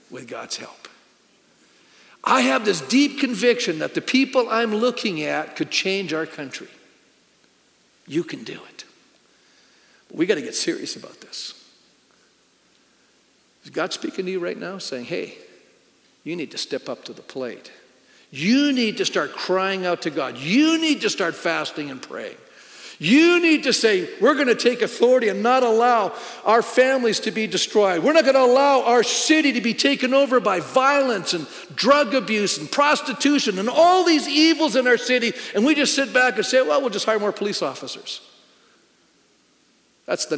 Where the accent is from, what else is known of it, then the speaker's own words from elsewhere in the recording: Canada; being a Canadian